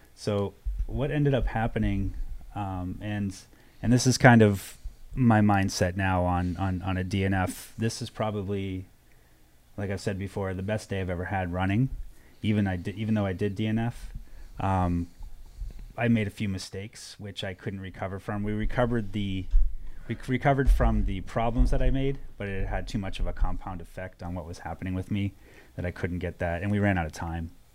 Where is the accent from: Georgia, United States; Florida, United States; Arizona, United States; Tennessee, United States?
Arizona, United States; I was from Arizona